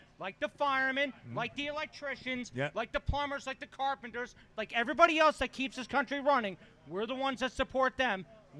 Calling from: Paramus, New Jersey, United States; from Paramus.

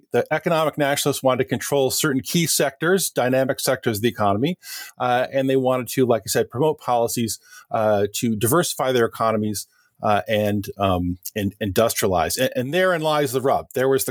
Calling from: Morgantown, West Virginia, United States; I'm in Morgantown, West Virginia, in the chilly mountains of the northern part of the United States.

